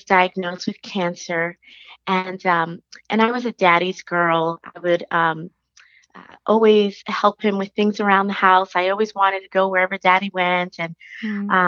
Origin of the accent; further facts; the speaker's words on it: New York City, New York, United States; now in Dallas, United States; I live in Dallas. I'm originally from New York City